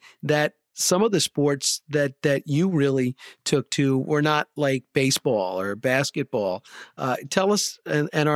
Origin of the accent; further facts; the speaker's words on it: Short Hills, New Jersey, United States; I grew up in Short Hills